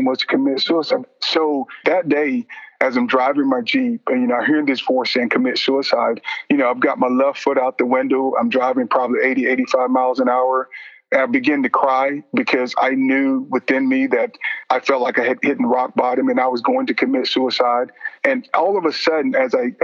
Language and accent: English; Vidalia, Georgia, United States; moved away; I ended up back in Georgia, my hometown of Vidalia.